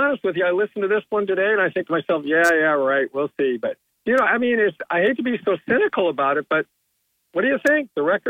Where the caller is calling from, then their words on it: Owego, New York, United States; from Owego.